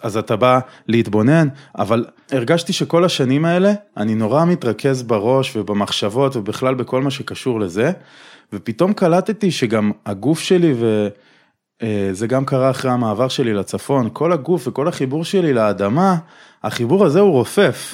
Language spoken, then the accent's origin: Hebrew; Tel Aviv, Tel Aviv District, Israel; תל אביבי במקור